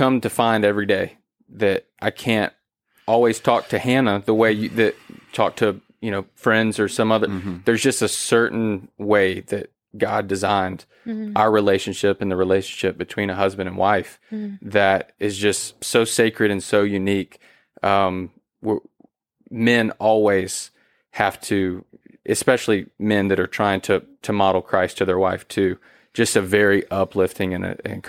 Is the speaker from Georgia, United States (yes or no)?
yes; Georgia, United States; I'm from Georgia. We didn't tame raccoons.